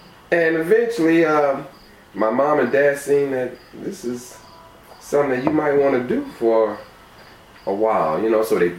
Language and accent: English; Toledo, Ohio, United States; I'm from Toledo, yeah.